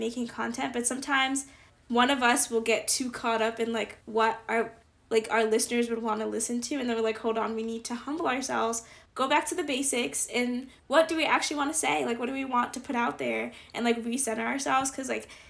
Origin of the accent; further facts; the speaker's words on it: Northeast, United States; accent: northeastern; northeasterners that they like our accents